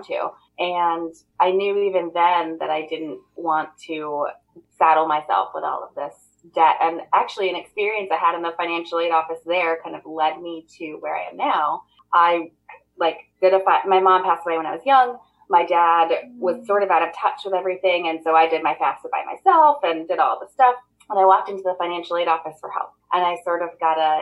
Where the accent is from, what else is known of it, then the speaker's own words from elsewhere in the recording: Maine, United States; I was born and raised in Maine. I have lived here my whole life with the exception of a stint of 1 year private college in Massachusetts.